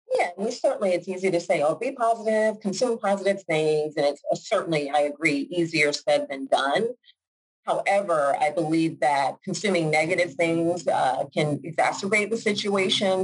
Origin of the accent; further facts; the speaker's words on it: Georgia, United States; moved away as an adult; also born or lived in Washington, District of Columbia, United States / New York; now in Jacksonville, United States; I am originally from Georgia, even though I live here now in Florida. Uh, born and raised, raised in Georgia